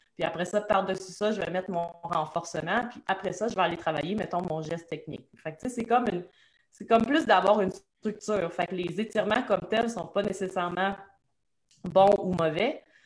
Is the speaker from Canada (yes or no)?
yes; Trois-Rivières, Quebec, Canada; je suis une petite fille de Trois-Rivières